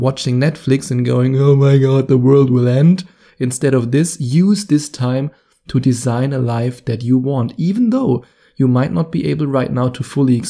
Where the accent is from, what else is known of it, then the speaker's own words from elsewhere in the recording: Germany; accent: German; English is a second language; my wonderful German accent